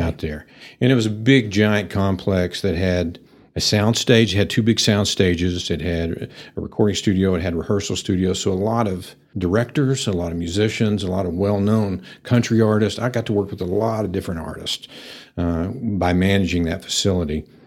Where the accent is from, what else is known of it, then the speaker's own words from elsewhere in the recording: Pampa, Texas, United States; also born or lived in Nashville; I'm a native to the area. I grew up in Pampa